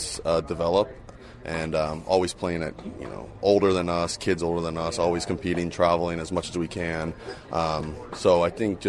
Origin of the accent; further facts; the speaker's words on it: Las Vegas, Nevada, United States; moved away as an adult; also born or lived in New York; now in Los Angeles, United States; growing up in Las Vegas